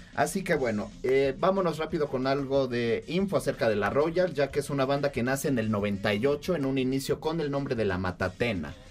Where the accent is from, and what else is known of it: Mexico